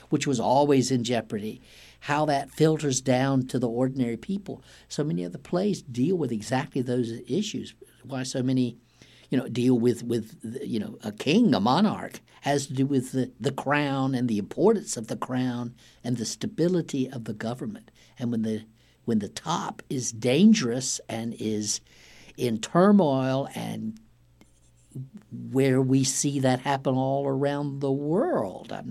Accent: Warsaw, North Carolina, United States; moved away as an adult; also born or lived in Wilmington, North Carolina; when I was growing up in Warsaw in rural Duplin County

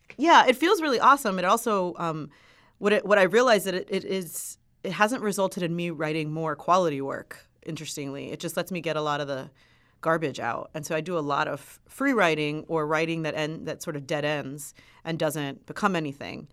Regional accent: Miami, Florida, United States; I grew up in Miami.

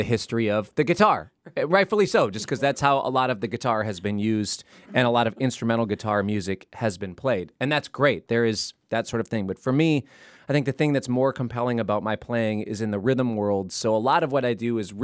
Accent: Minneapolis, Minnesota, United States; we grew up in Minneapolis

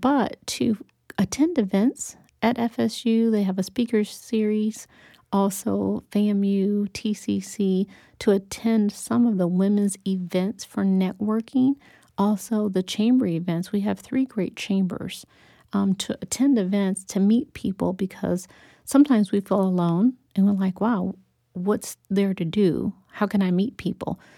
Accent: Detroit, Michigan, United States; I was born and raised in Detroit, Michigan

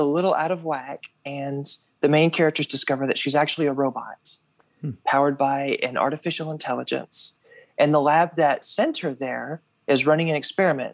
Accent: Russellville, Arkansas, United States; also born or lived in Fayetteville, Arkansas; when I was growing up in Russellville, Arkansas

